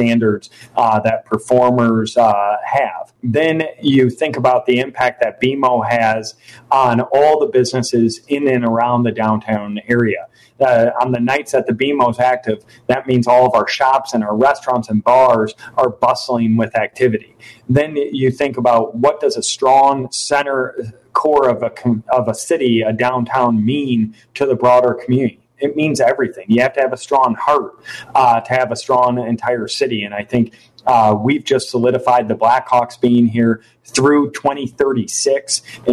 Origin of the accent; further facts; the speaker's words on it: Rockford, Illinois, United States; serve my hometown as mayor